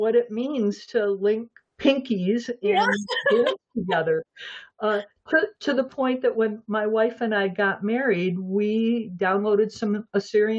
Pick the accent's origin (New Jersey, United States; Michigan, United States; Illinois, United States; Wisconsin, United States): Michigan, United States; Flint; born or raised there; moved away as an adult; also born or lived in Phoenix, Arizona; now in Western Michigan, United States